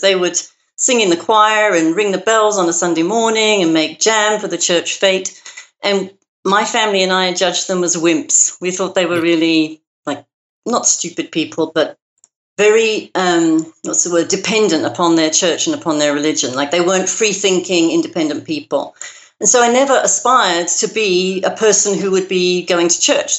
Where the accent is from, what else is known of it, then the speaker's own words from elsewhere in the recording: London, United Kingdom; now in United States; you can probably hear from my accent that I wasn't born in America. I was uh-huh. born in uh-huh. London, in Great Britain